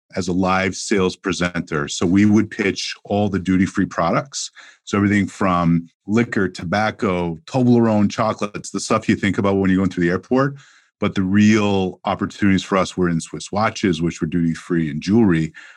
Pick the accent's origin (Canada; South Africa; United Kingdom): Canada; Montreal, Quebec; moved away as an adult; also born or lived in Toronto; growing up in Montreal, Canada